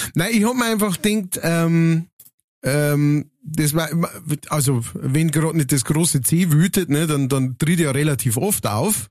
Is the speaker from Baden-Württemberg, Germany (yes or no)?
no; Upper Palatinate, Bavaria, Germany; bei uns in der Oberpfalz